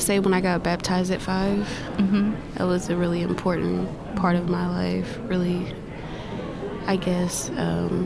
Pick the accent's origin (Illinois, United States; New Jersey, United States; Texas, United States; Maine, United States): Illinois, United States; Carbondale; moved away; I was born in Carbondale, Illinois, on July 9th, in 1989. It was okay, I guess. I really didn't spend too much time there, but normal place to grow up